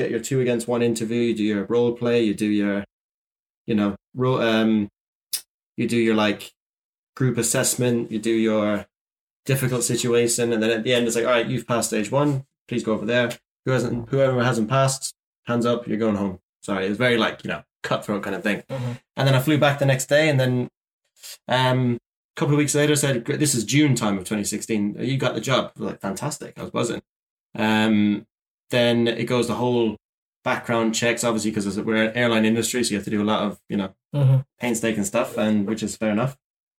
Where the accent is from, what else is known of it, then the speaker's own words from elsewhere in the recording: Shannon, County Clare, Ireland; I may have like commuted from my hometown of Shannon Airport, but my home airport